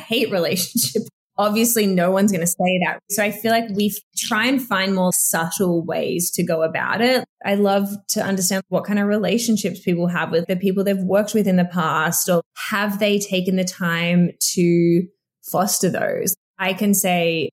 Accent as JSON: {"language": "English", "country": "Australia", "moved": "as an adult", "said": "I'm from Australia. My whole family's there"}